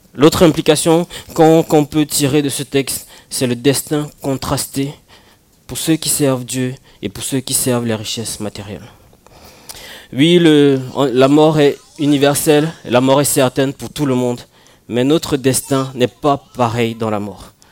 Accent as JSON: {"language": "French", "country": "Cameroon", "tie": "born or raised there", "moved": "yes", "said": "quand j'étais au Cameroun"}